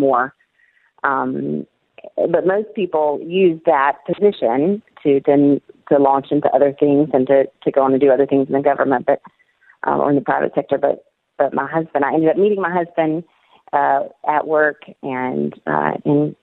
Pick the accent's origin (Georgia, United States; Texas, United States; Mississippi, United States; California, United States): Mississippi, United States; moved away as an adult; also born or lived in Washington, D.C.; now in Middle East; my experience growing up in Mississippi and even living in D.C.